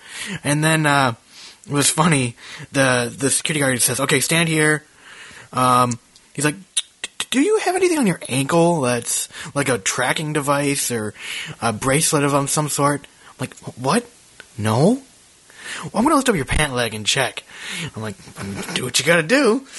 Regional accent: Minnesota, United States; now in Charlotte, United States; And it's so funny. I'm from Minnesota. So I'm used to this.

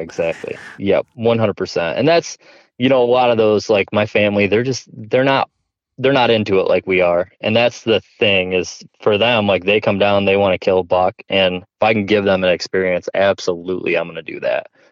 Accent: New York, United States; now in Ohio, United States; I grew up obviously in New York, like I talked about, and we just didn't have really big bucks there

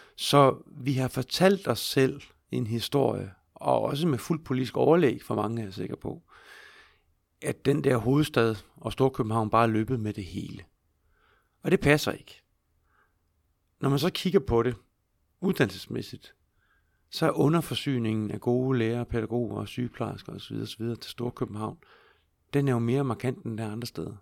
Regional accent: Skive, Central Denmark Region, Denmark; jeg voksede op i, i Skive

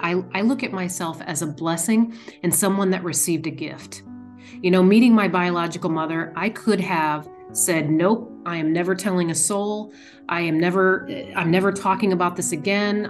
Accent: Indiana, United States; I'm from Indiana

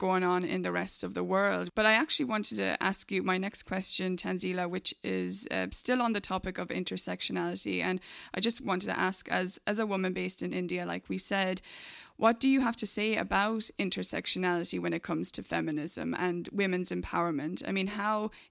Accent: Ireland; now in United States; I'm from Ireland, and we're here in the US

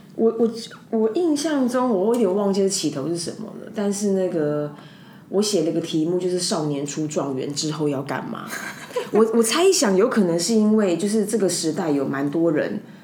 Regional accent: Taipei, Taiwan; also born or lived in Tucheng, New Taipei; 我在东湖长大，我在，我在东湖跟南港到十八岁，我才离开内湖东湖南港

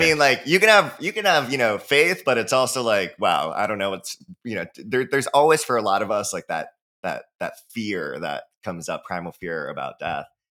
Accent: Hawaii, United States; I'm from Hawaii, so born and raised

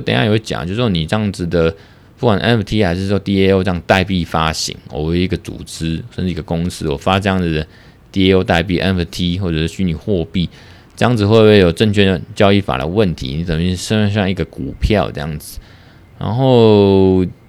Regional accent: Taiwan; 我们台湾这边

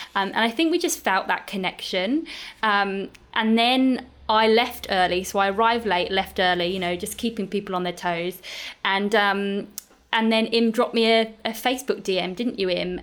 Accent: United Kingdom; now in Australia; being a Brit and living in Australia

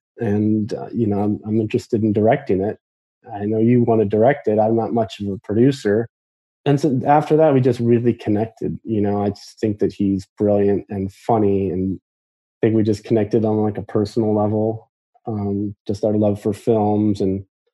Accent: Midwest, United States; Just told him like I'm from the Midwest and I'm a huge fan.

